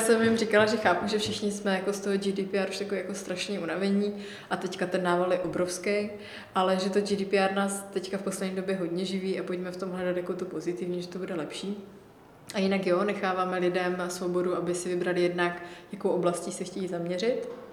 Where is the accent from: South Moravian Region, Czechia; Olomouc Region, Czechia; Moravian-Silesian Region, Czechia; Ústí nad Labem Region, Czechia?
Olomouc Region, Czechia; já jsem od Olomouce